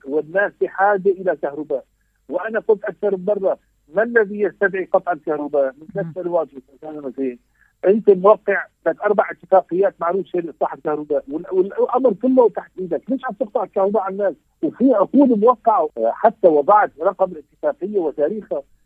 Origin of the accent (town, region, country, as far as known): Syria